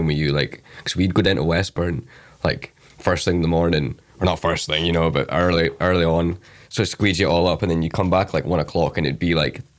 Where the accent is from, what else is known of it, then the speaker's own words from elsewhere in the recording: Aberdeen, Scotland, United Kingdom; now in Glasgow, United Kingdom; I'm from Aberdeen originally